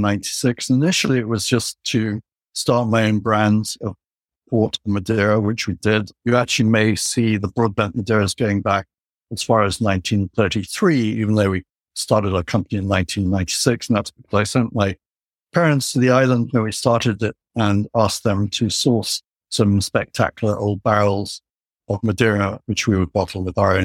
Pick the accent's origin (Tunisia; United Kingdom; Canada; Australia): United Kingdom; England; moved away; when I was growing up in England in 1979